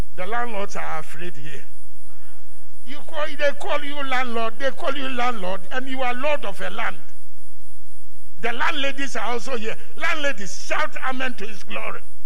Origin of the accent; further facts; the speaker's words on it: Ghana; Where are you from? I said, Ghana.